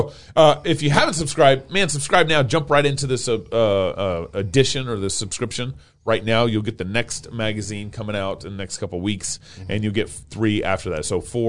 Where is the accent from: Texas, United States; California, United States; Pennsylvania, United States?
Texas, United States; I'm a Texan trying to read Arabic.